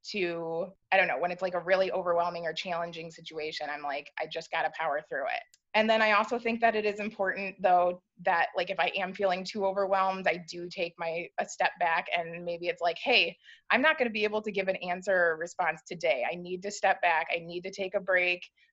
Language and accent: English; Southeast Michigan, United States; I'm from Michigan. My family, we kind of live all throughout the Southeast Michigan area